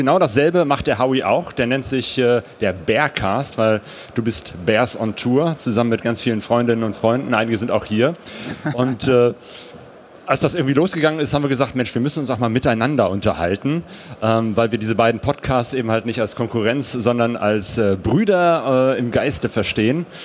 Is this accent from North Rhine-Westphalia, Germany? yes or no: yes; Bergisch Gladbach, North Rhine-Westphalia, Germany; also born or lived in Cologne; now in Essen, Germany; Ich bin gebürtiger Kölner. Bist du das? Ja, also ich bin hier nicht aufgewachsen, sondern in Bergisch Gladbach